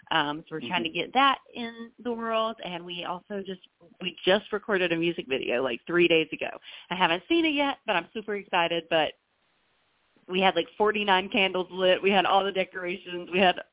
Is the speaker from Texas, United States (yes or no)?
no; North Carolina, United States; moved away; I have a North Carolina show in my hometown